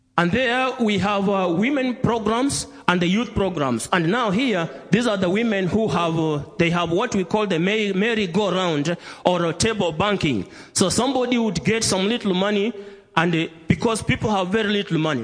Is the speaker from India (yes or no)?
no; Kenya; greetings from Kenya, from all the churches in Kenya